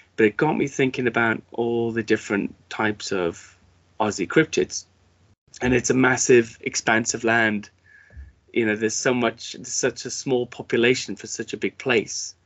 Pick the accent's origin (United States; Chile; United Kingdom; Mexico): United Kingdom; as a British person